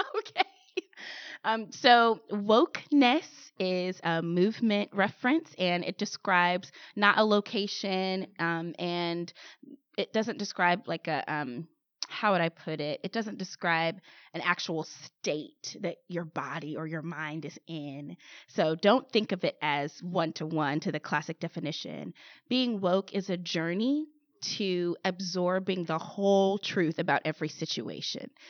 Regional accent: St. Louis, Missouri, United States; Saint Louis. That's my hometown, born and raised.

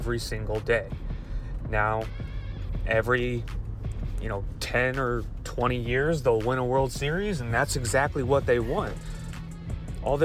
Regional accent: St. Louis, Missouri, United States; I'm born and raised in St. Louis, and I'm a lifelong Cardinals fan.

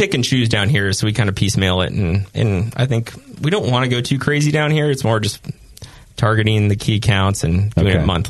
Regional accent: Auburn, California, United States; Well, we're both Auburn boys, more or less. So we're Foothill boys.

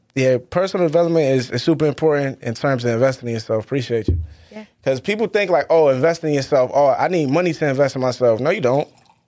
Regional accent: Boston, Massachusetts, United States; also born or lived in Worcester / Stoughton; But I was born in Boston, moved to Worcester. Then I moved to Stoughton. Then I moved back to Worcester.

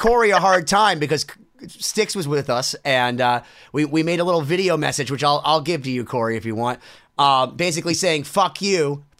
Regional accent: Worcester, Massachusetts, United States; Yeah, that's my hometown.

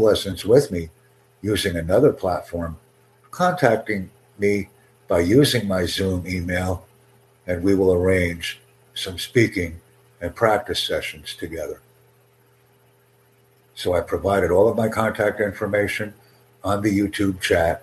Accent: United States; accent: American English; first language English; I'm a native American English speaker

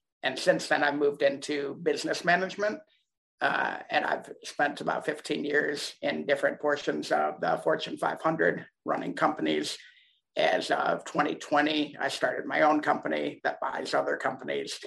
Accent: Ann Arbor, Michigan, United States; I was born in Ann Arbor, Michigan

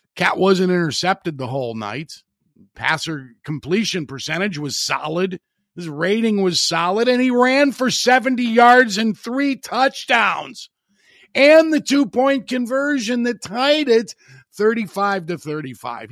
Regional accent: Hammond, Indiana, United States; in Hammond, Indiana, my hometown radio station

